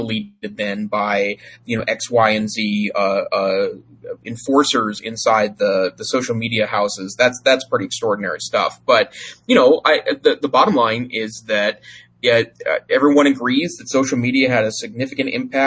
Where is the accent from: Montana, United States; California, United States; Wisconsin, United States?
Montana, United States; the town I grew up in Montana